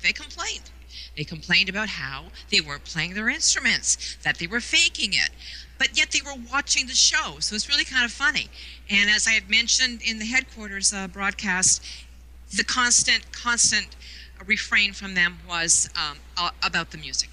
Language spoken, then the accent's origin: English; Toronto, Ontario, Canada; in Toronto, being a border city, it was my birthright